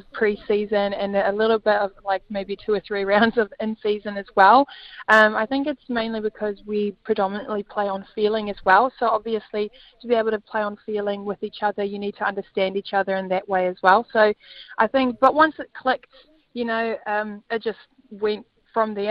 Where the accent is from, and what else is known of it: South Africa; now in New Zealand